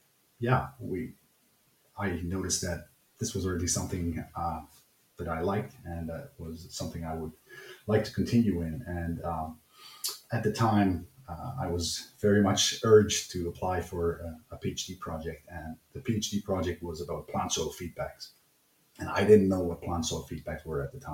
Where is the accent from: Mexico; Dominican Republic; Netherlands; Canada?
Netherlands; moved away as an adult; now in Germany; I'm from the Netherlands